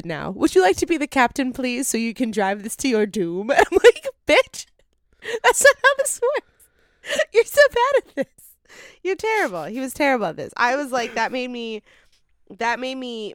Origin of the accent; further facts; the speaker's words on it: Appalachia, United States; as an Appalachian woman